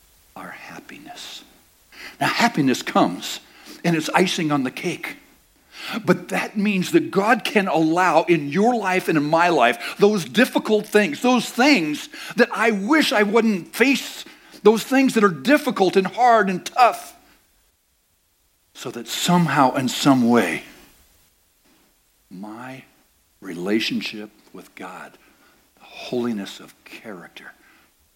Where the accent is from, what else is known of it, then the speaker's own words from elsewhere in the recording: United States; I'm an American